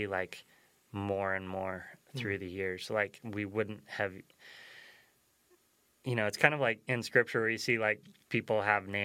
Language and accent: English; Nevada, United States; we come from Nevada